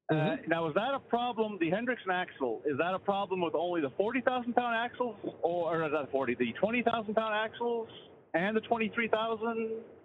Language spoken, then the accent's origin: English; Canada; I'm not even from Florida. I'm Canadian.